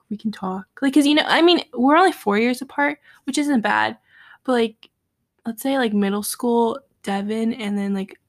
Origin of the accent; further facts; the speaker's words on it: Miami, Florida, United States; born there; My go-to used to be that I was born in Miami.